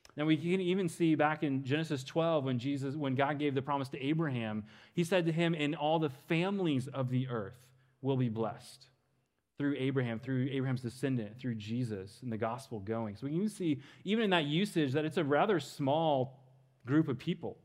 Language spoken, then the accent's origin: English; Western Kansas, United States; moved away as an adult; now in Dallas, United States; I grew up in Western Kansas